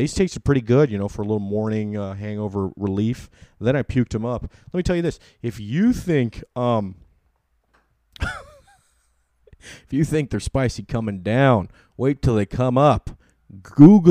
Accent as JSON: {"language": "English", "region": "California", "country": "United States", "said": "I'm from California"}